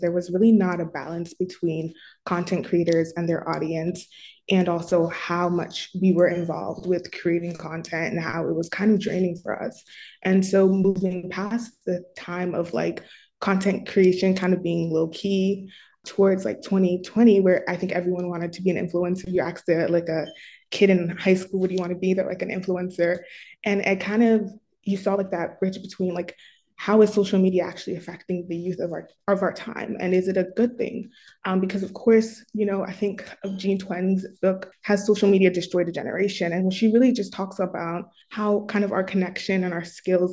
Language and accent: English; New Jersey, United States; I'm 19 years old and I'm from New Jersey.